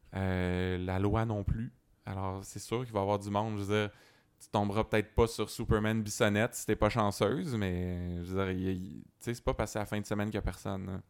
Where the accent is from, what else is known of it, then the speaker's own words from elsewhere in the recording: Sherbrooke, Quebec, Canada; j'étais à Sherbrooke